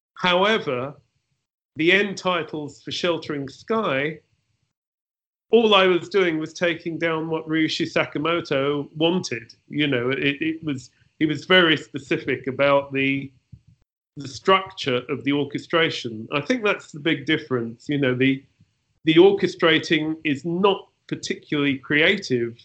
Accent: London, United Kingdom; I was born in London in uh, the, the very end of the 40s

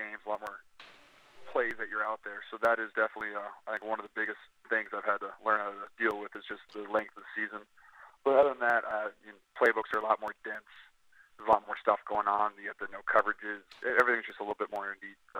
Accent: Wisconsin, United States; I'm a Wisconsin guy.

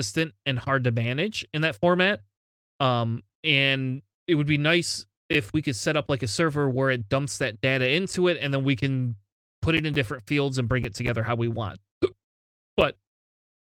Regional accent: Michigan, United States; I'm from Michigan. It's already cold, man. It's look, freezing up here.

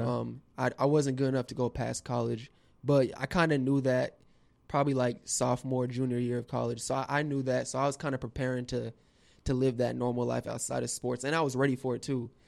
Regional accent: West Palm Beach, Florida, United States; also born or lived in Chicago; I was born in Chicago, and then we moved to West Palm Beach when I was four years old. So I just always say I'm a West Palm, South Florida boy

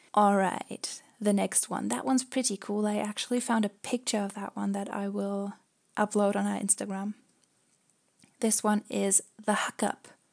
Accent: Germany; we're actually from Germany

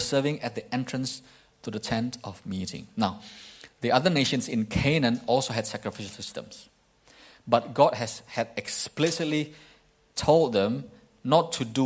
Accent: East Kalimantan, Indonesia; moved away; when I was young in my hometown in Indonesia, in Kalimantan, East Kalimantan

